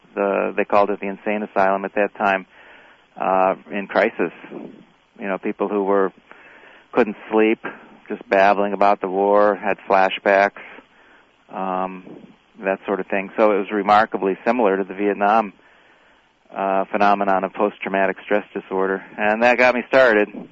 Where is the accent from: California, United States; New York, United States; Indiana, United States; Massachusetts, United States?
Indiana, United States; Crawfordsville; also born or lived in South Korea; I was in Crawfordsville, Indiana, which is essentially where I grew up